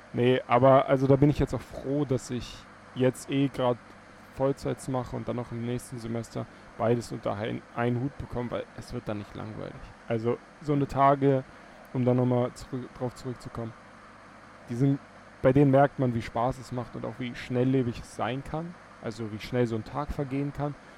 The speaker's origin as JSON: {"language": "German", "town": "Teltow", "region": "Brandenburg", "country": "Germany", "tie": "born or raised there", "said": "Telto, ähm, meine Heimatstadt"}